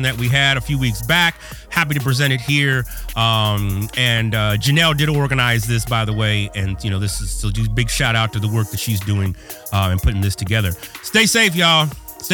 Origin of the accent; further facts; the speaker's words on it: California, United States; now in Chicago, United States; I'm in Chicago now currently. I'm from California